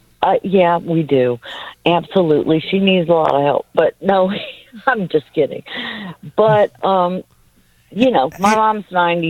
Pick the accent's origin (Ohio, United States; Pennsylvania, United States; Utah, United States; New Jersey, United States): Ohio, United States; Cleveland; now in Mobile, United States; I'm from Cleveland originally.